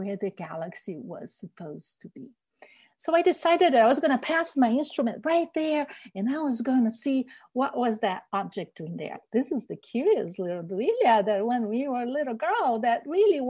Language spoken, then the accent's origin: English; Rio de Janeiro, Brazil; now in Washington, United States; I grew up in Rio de Janeiro, Brazil